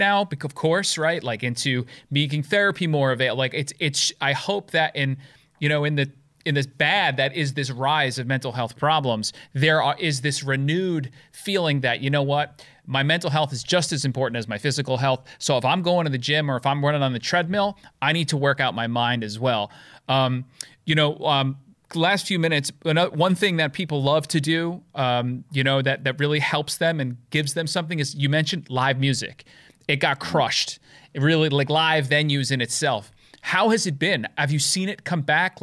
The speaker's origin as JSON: {"language": "English", "region": "downstate New York", "country": "United States", "tie": "born or raised there", "moved": "as an adult", "lives_now": "upstate New York, United States", "said": "I am from New York, originally downstate. I moved upstate about what now 10 years."}